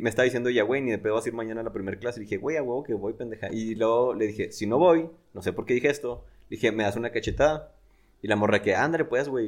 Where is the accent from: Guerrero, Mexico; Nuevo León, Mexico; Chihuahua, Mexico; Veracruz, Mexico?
Chihuahua, Mexico; Delicias; yo soy de Delicias